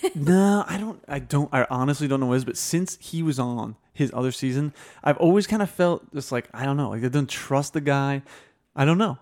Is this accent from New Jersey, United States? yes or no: yes; New Jersey, United States; I'm from Jersey.